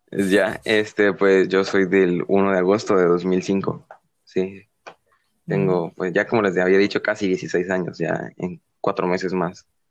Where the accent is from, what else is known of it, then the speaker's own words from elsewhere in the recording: San Miguel, El Salvador; also born or lived in San Salvador; yo originalmente nací en mi ciudad natal, que es aquí, San Miguel, ¿verdad? que es donde vivo actualmente